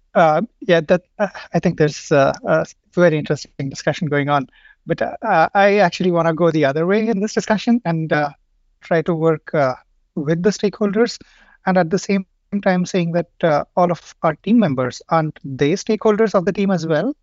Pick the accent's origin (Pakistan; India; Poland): India; moved away as an adult; now in Stockholm, Sweden; I come from India. I've been living here in, uh, Stockholm for five years now.